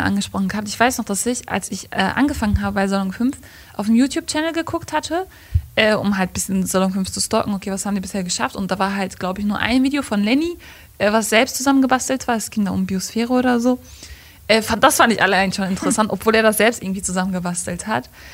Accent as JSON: {"language": "German", "town": "Gladbeck", "region": "North Rhine-Westphalia", "country": "Germany", "said": "Ich komme aus Gladbeck"}